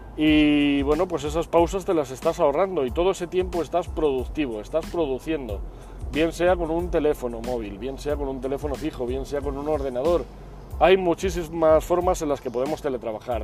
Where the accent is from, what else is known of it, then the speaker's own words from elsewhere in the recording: Spain; aquí en España